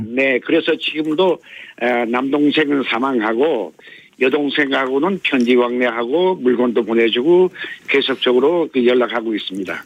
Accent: Hamhung, South Hamgyong, North Korea; now in South Korea; 고향은 함경남도 함흥입니다.

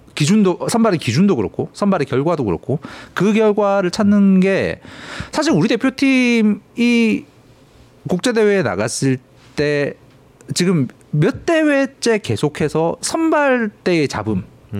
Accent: Changwon, South Gyeongsang, South Korea; moved away; 사실 제 고향은 그 제가 고향을 떠나온 뒤로 너무 많이 바뀌어가지고.

